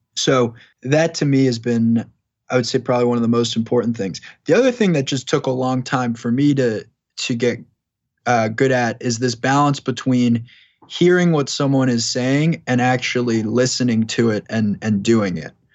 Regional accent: Long Island, New York, United States; moved away; also born or lived in Boston, Massachusetts; I grew up in New York. I grew up on Long Island, spent a lot of time in Manhattan

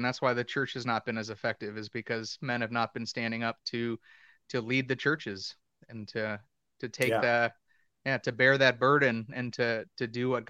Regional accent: Cleveland, Ohio, United States; from Cleveland too. I'm a big Baker fan as well.

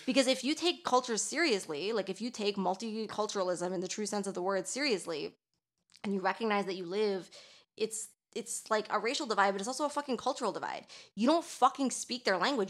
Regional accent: Toronto, Ontario, Canada; now in Quebec, Canada; I'm from Toronto, and Toronto is, like, a really fucking multicultural city.

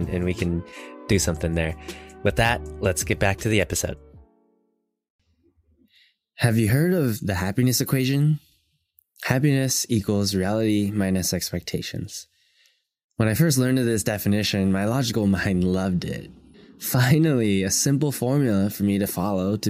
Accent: United States

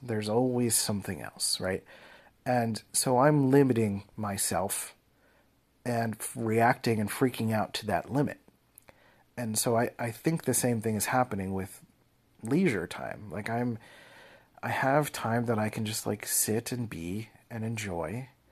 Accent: Philadelphia, Pennsylvania, United States; I grew up in Philly and they're called Mac machines.

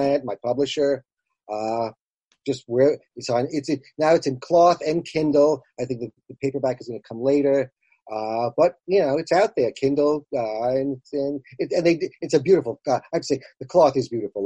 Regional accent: Long Island, New York, United States; I grew up on Long Island, so a lot of theater

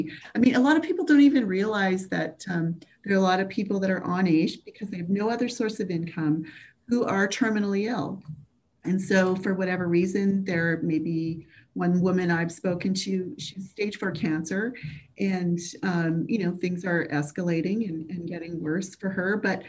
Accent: Quebec, Canada; I come from actually a really poor family. And I grew up in Quebec. We moved a lot, and that's poverty does that, right?

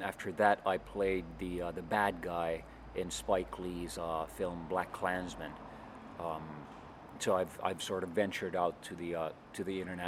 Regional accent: Helsinki, Uusimaa, Finland; Here in Helsinki.

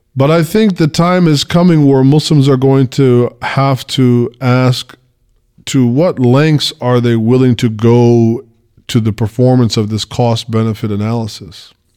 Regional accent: United States; I'm from America

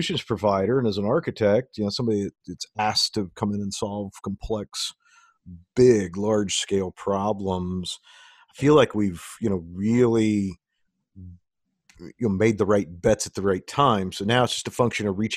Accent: United States; I'm an American. I love my country

